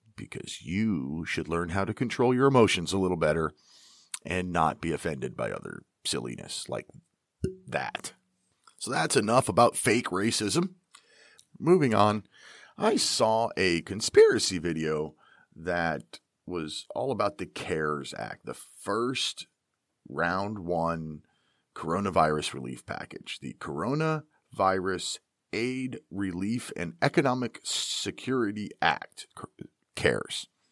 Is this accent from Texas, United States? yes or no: no; Pennsylvania, United States; I am from Pennsylvania